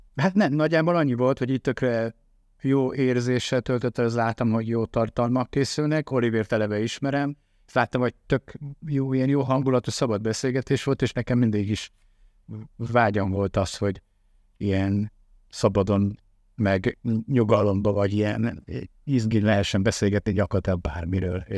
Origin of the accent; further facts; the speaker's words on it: Tamási, Tolna, Hungary; moved away; Én vidéki gyerek vagyok, Tamásiban nevelkedtem